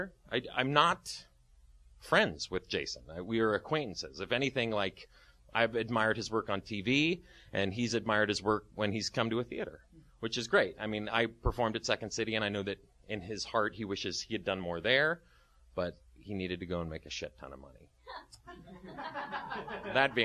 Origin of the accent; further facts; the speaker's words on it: Dayton, Ohio, United States; moved away as an adult; also born or lived in St. Louis / Chicago / Twin Cities; now in Studio City, United States; I was born in the Midwest. I was raised in Dayton